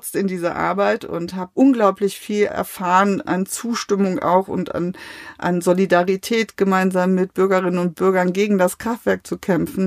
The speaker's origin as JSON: {"language": "German", "town": "Mainz", "region": "Rhineland-Palatinate", "country": "Germany", "tie": "born or raised there", "also_born_or_lived": "Sassenberg, North Rhine-Westphalia", "said": "das meine Heimatstadt ist"}